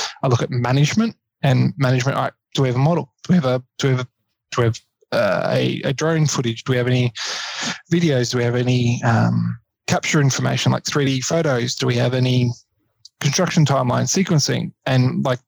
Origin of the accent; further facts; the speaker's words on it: Queensland, Australia; now in Victoria, Australia; I'm originally from Queensland